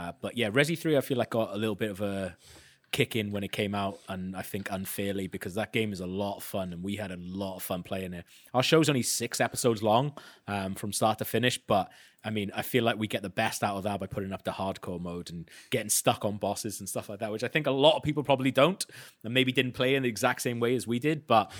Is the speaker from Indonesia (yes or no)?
no; Wales, United Kingdom; accent: Welsh; now in London, United Kingdom; Yeah. I've lived in London, unfortunately, for 12 years. So mine's kind of gone a little bit.